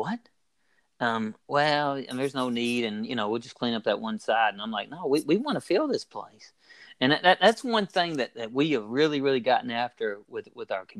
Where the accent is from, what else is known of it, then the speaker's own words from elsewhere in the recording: Logan County, Kentucky, United States; moved away as an adult; now in Imperial Beach, United States; growing up in Logan County